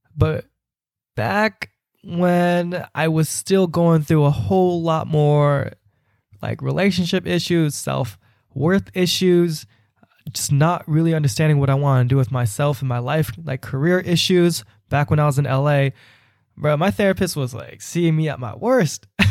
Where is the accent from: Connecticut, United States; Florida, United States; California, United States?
California, United States; Bay Area; I'm from the Bay Area